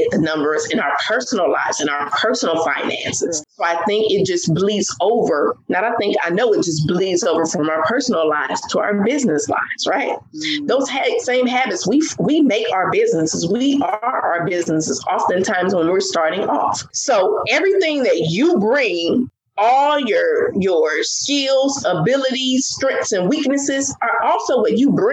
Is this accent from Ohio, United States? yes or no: no; California, United States; moved away as an adult; also born or lived in Maryland; I'm from California.